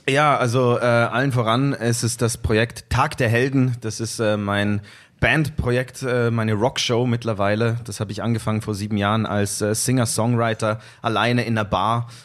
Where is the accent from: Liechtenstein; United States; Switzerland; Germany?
Switzerland; Zurich; ich komme aus Zürich, Raum Zürich